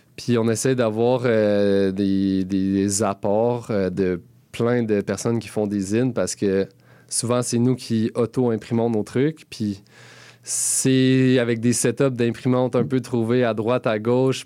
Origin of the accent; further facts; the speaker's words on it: Gatineau, Quebec, Canada; moved away as an adult; now in Montreal, Canada; je viens de Gatineau. Et euh, ça fait quand même presque une dizaine d'années que je suis à Montréal.